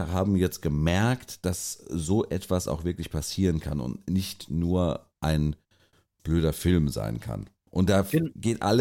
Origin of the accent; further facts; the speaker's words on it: Mainz, Rhineland-Palatinate, Germany; also ich bin froh, ich bin Mainzer